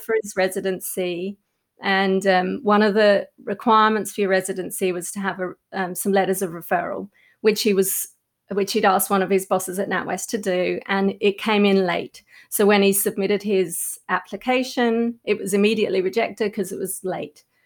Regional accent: Australia; moved away as an adult; also born or lived in London; in London as an Australian

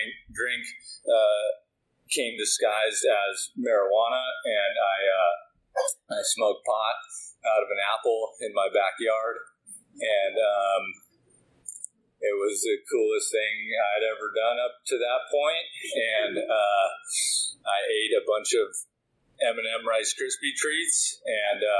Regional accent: Woodinville, Washington, United States; So I grew up in Woodinville.

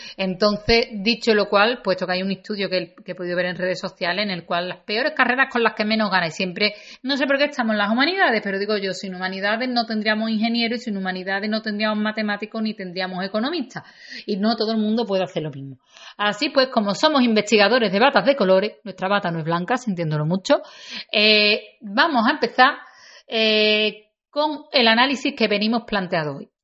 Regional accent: Seville, Andalusia, Spain; accent: Andalusian; yo no hablo un mal castellano, sino un perfecto andaluz, porque yo hablo mi variante o mi dialecto, por decirlo de alguna manera, porque yo soy de las que lo reivindico como dialecto, y hablo la variante de aquí de donde soy, de Sevilla.

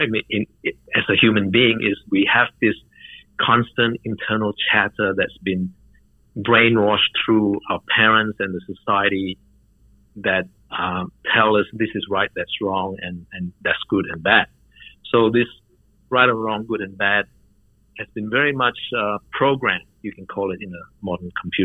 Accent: Malaysia; I was brought up in Malaysia, in a Muslim country

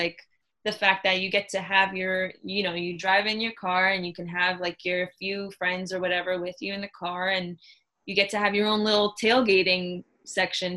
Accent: Miami, Florida, United States; the American Airlines Arena in Miami, that would, you know, in my hometown

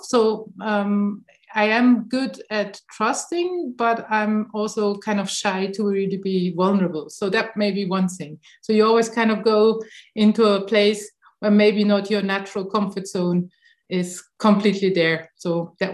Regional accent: Switzerland; I'm coming from Switzerland and we are so-called a high trust country.

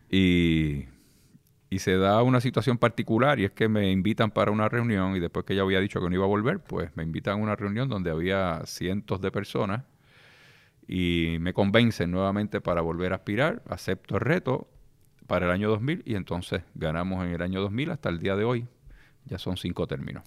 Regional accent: Lares, Puerto Rico; also born or lived in Isabela; Yo nazco en el pueblo de Lares y me crio en el pueblo de Lares

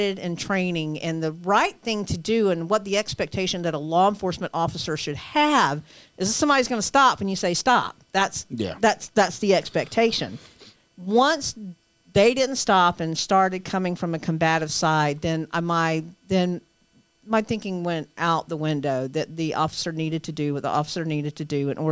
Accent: the South, United States; I'm from the South

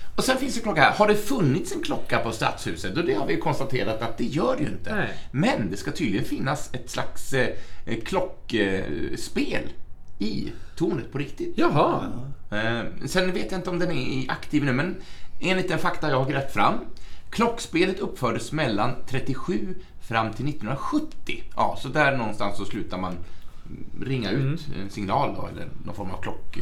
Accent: Sweden; also born or lived in Norway; jag, som svensk uppfostrad

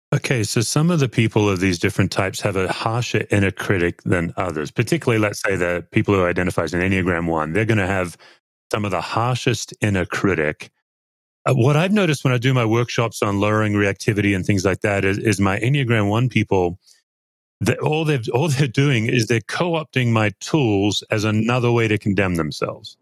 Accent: Australia; accent: Aussie; my Aussie accent

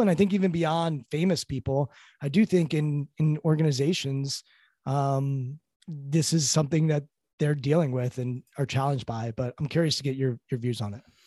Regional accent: Potomac, Maryland, United States; I grew up in Potomac, Maryland, affluent suburbs

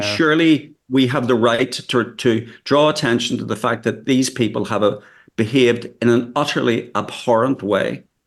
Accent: Northern Ireland, United Kingdom; I come from Northern Ireland, as you can probably judge from my accent

